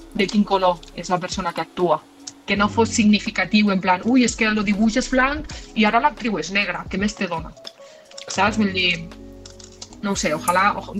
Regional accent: Catalonia, Spain; som catalans

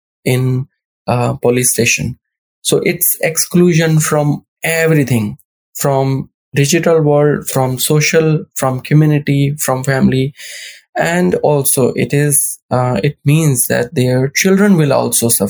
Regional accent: Pakistan; I'm from Pakistan

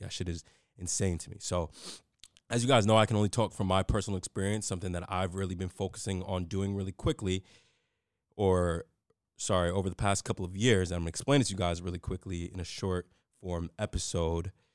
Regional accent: New York City, New York, United States; I grew up in the Bronx in New York City

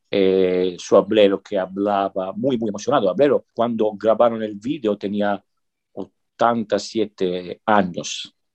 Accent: Sicily, Italy; Spanish is a second language; moved away as an adult; also born or lived in northern Italy; Yo soy de Sicilia

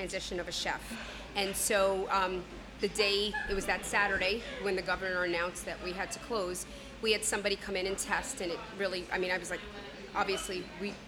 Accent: Cortlandt Manor, New York, United States; we are from Cortland Manor.

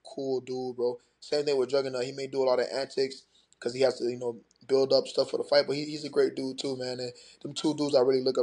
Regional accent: Broward County, Florida, United States; I represent Broward County, Florida.

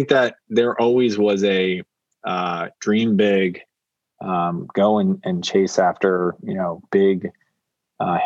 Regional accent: Naperville, Illinois, United States; I'm from Naperville, Illinois

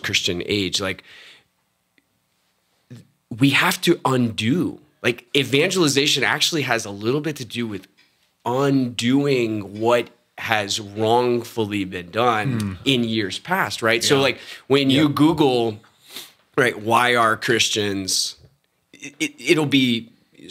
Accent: Texas, United States; I'm from Texas

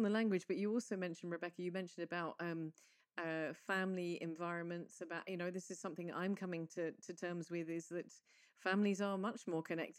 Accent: England, United Kingdom; now in Malta; I, as an English person

